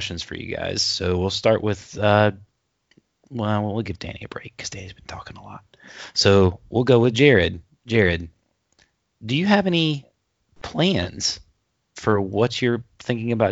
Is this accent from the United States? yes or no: yes; United States; We, as American people